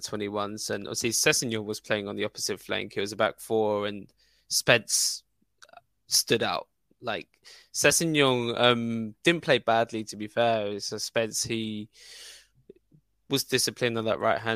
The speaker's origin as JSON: {"language": "English", "region": "England", "country": "United Kingdom", "said": "I'm English and proud"}